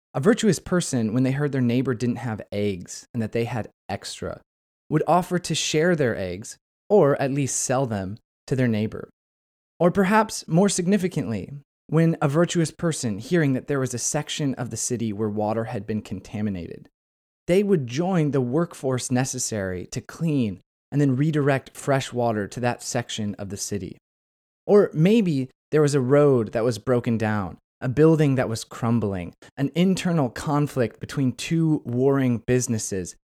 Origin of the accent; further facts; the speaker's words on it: United States; I'm speaking as an American